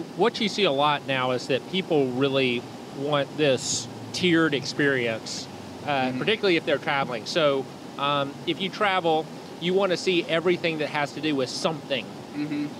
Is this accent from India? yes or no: no; Chattanooga, Tennessee, United States; when I was growing up in Chattanooga, there was really nothing happening downtown